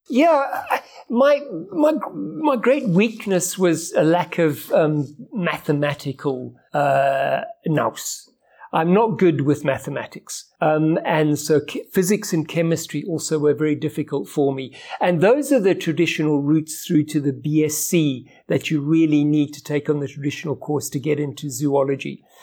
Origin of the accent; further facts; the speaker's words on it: Johannesburg, Gauteng, South Africa; also born or lived in Kenya; By the time we came to South Africa, when I was nine years old, we moved to Johannesburg